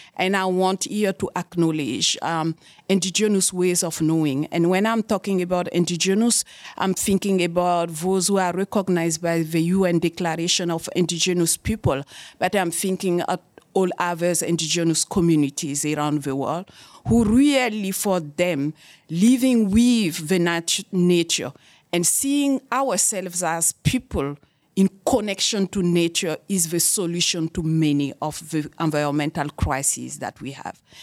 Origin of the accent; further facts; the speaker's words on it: Burkina Faso; moved away as an adult; also born or lived in Germany; now in Canada; in Burkina Faso, in my home country